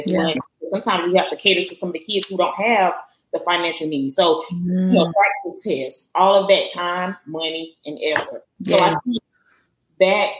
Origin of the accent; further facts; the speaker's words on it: Mullins, South Carolina, United States; I am a native of Mullins, South Carolina